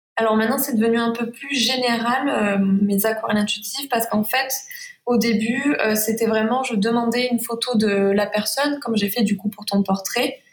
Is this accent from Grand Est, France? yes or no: no; Saint-Rémy-de-Provence, Provence-Alpes-Côte d'Azur, France; accent: Provençal, chantant; Je suis à Saint-Rémy de Provence, donc en Provence, c'est de là que vient mon accent